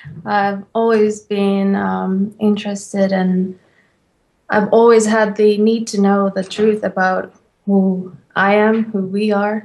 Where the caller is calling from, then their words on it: Finland; I'm calling from Finland.